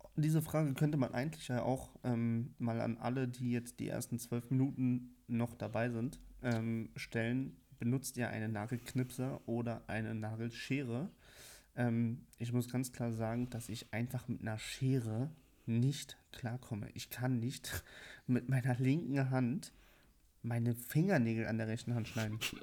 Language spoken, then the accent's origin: German; Berlin, Germany; Ich bin aber in Berlin geboren und aufgewachsen